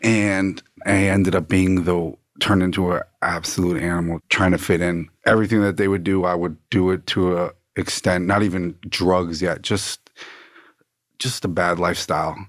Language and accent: English; Plantation, Florida, United States; also born or lived in Fort Lauderdale, Florida / Coral Springs, Florida; born in Fort Lauderdale, Florida. Grew up in Plantation